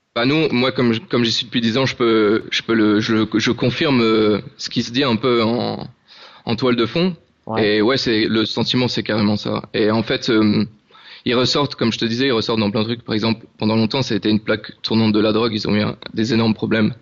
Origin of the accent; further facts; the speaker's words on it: France; now in Madeira, Portugal; on est français